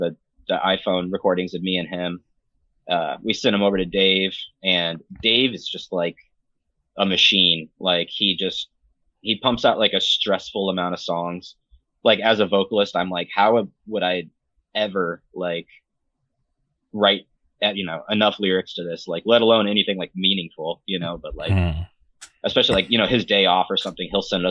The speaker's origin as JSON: {"language": "English", "region": "Illinois", "country": "United States", "tie": "born or raised there", "said": "growing up in Illinois"}